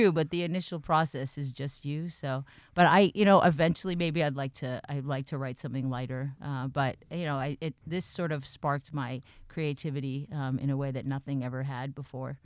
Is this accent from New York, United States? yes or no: no; Boston, Massachusetts, United States; now in New Hampshire, United States; I grew up in the Boston area